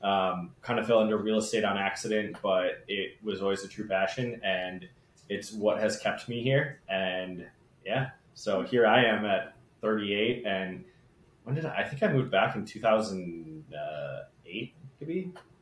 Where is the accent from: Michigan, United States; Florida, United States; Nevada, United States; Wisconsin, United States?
Wisconsin, United States; Monroe; I also grew up here in Monroe, Wisconsin. I grew up just outside of town in the country. I went off to Milwaukee for undergrad and grad school